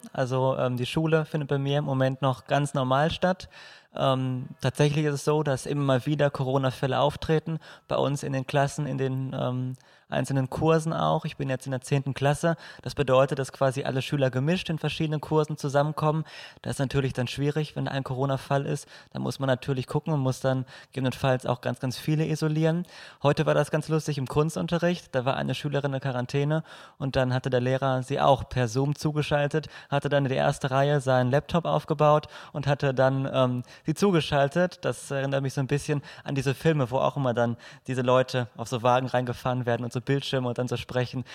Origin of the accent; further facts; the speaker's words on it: Moers, North Rhine-Westphalia, Germany; Ich komme auch aus Mörs